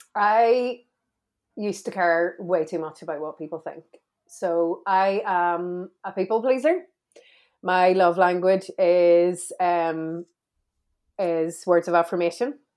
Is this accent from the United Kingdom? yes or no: yes; Belfast, Northern Ireland, United Kingdom; I grew up in Belfast.